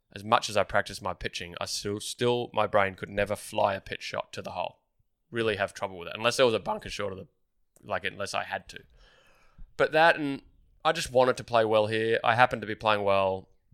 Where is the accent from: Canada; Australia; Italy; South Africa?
Australia; Melbourne, Victoria; growing up in Melbourne